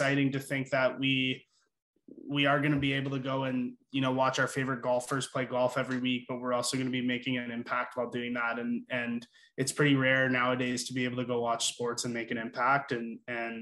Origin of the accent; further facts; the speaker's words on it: Burlington, Ontario, Canada; now in Toronto, Canada; we're all from Burlington, and Jens and I went to high school together